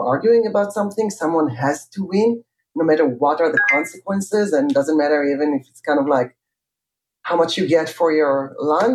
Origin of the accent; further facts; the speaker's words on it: Jerusalem, Jerusalem District, Israel; I grew up in Jerusalem